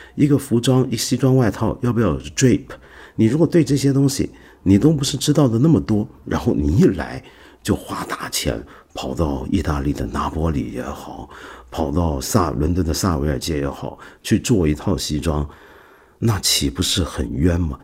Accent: China; 我们中国人喝茶

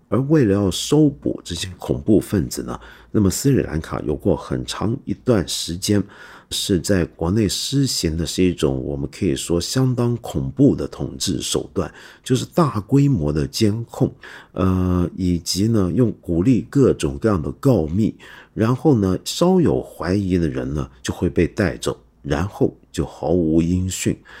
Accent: Hong Kong; 我身为香港人

